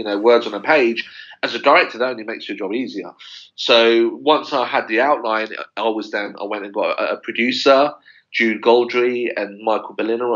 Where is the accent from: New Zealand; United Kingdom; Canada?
United Kingdom; London; me growing up in West London